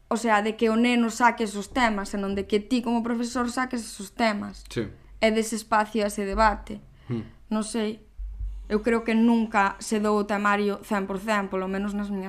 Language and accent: Galician; Coristanco, Galicia, Spain; somos de Coristanco